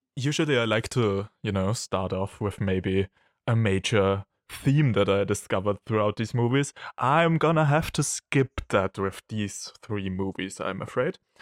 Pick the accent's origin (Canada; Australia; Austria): Austria; from Austria